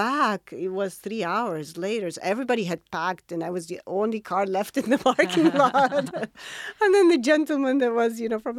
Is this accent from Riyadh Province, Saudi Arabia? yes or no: yes; Riyadh, Riyadh Province, Saudi Arabia; born or raised there; now in Jeddah, Saudi Arabia